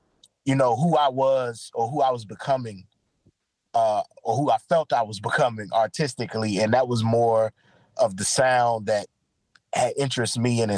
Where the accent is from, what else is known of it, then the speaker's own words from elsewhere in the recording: Los Angeles, California, United States; born there; I was born in California, in LA to be exact.